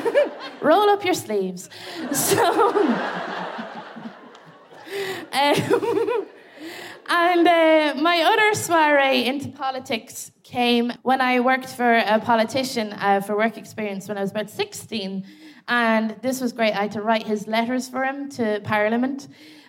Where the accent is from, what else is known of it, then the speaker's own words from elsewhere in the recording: Ireland; also born or lived in England; I'm originally from England, and when I moved over to Ireland, when I was about 6 years old